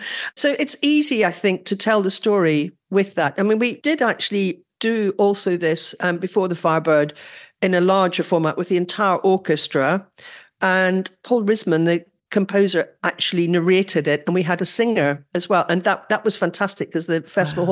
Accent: Northern Ireland, United Kingdom; accent: Northern Irish; my Northern Irish accent

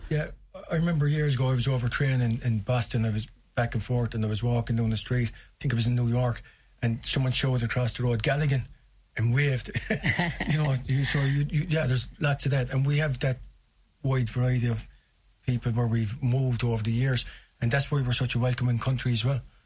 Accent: Limerick, Munster, Ireland; growing up in South Hill

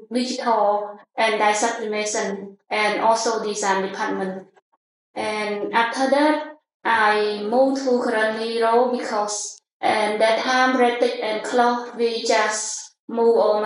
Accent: Cambodia; moved away as an adult; also born or lived in Phnom Penh; I was born from Prevent province, which is from small village in front of the Mekong River

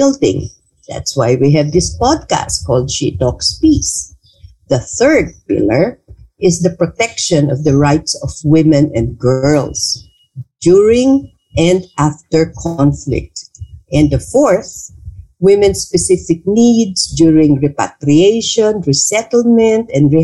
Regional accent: Bangsamoro Autonomous Region in Muslim Mindanao, Philippines; now in Manila, Philippines; I come from the Bangsamoro Autonomous Region of Muslim Mindanao

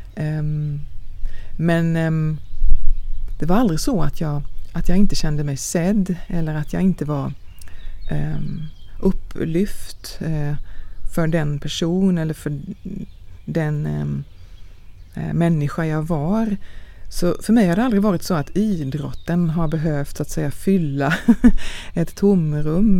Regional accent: Långås, Halland County, Sweden; jag är född i Sverige eh, utanför Falkenberg, utanför Långås

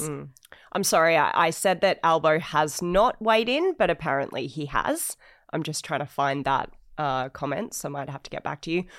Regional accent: Australia; I'm obviously an Australian

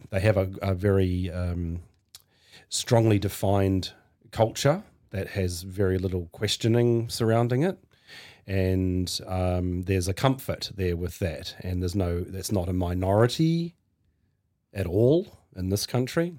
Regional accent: Hawke's Bay, New Zealand; also born or lived in Norsewood; the place where I first grew up was Hawke's Bay when I was a kid

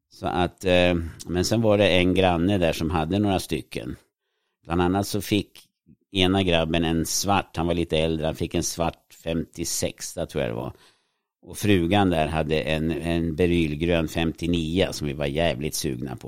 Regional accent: Sweden; jag växte upp i ett litet villaområde som var utanför stan

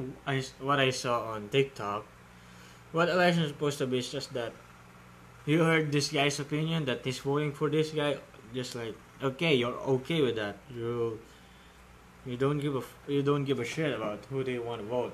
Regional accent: Philippines; I'm from Philippines

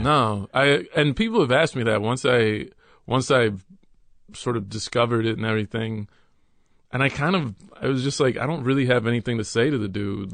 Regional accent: Dallas, Texas, United States; moved away; also born or lived in New York City / Los Angeles; when I was about three, my mother, stepfather, and I moved to Texas, and we moved to Dallas, Texas

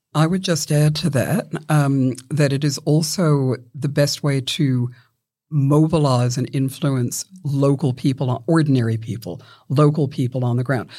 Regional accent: Victoria, Australia; my home state of Victoria

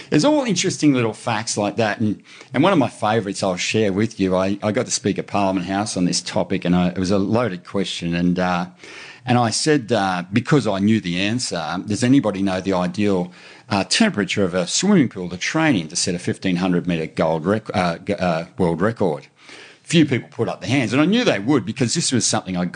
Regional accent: Brisbane, Queensland, Australia; I grew up in Brisbane, man.

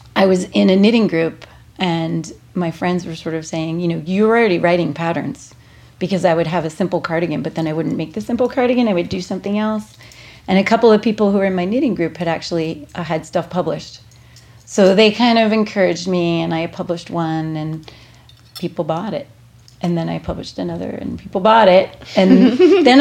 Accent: Princeton, New Jersey, United States; I grew up in Princeton, New Jersey, which is like a little old school preppy town

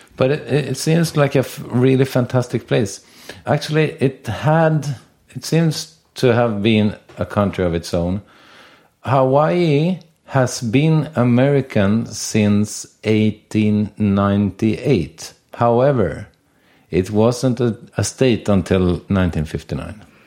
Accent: Sweden; I'm born in seventy-four and I'm from Sweden

